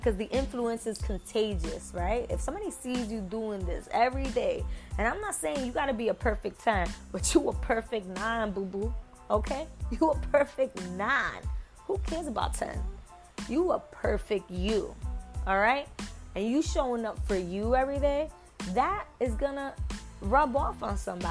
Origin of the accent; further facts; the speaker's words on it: New York, United States; I'm from New York